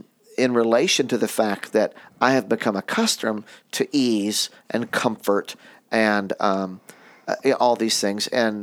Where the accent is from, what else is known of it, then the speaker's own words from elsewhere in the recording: United States; I've never lived anywhere but in the United States